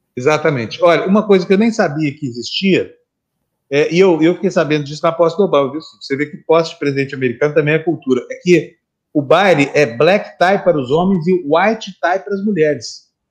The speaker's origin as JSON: {"language": "Portuguese", "town": "Uberlândia", "region": "Minas Gerais", "country": "Brazil", "tie": "born or raised there", "moved": "yes", "lives_now": "São Paulo, Brazil", "said": "lá em Minas Gerais, lá em Berlândia, onde eu nasci, a gente ia tomar vitamina, era uma coisa todo mundo fazia"}